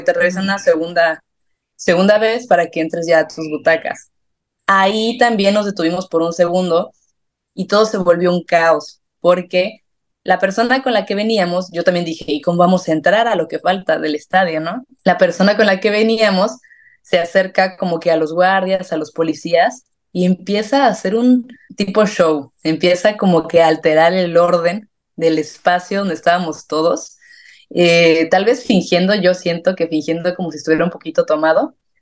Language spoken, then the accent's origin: Spanish; San Miguel de Allende, Guanajuato, Mexico; moved away as an adult; also born or lived in León, Mexico; now in Madrid, Spain; primero soy San Miguel de Allende, estudié en León, pero yo soy de San Miguel